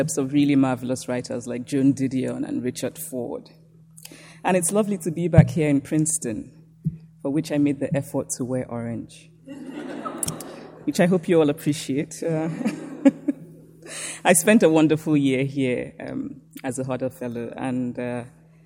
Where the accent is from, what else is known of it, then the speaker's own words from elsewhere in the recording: Nsukka, Enugu State, Nigeria; I was born and raised in Nsukka, a small university town in Nigeria